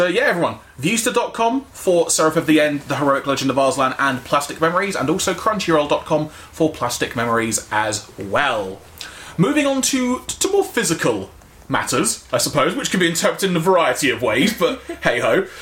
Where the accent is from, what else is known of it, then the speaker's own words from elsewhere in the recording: London, United Kingdom; I'm a Londoner